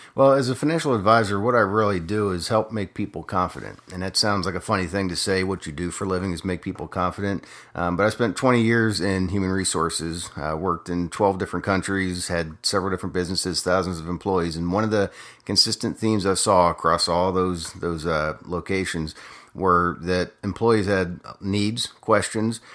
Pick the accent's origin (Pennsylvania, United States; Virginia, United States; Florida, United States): Pennsylvania, United States; Harrisburg; moved away as an adult; grew up in a little town called Harrisburg, Pennsylvania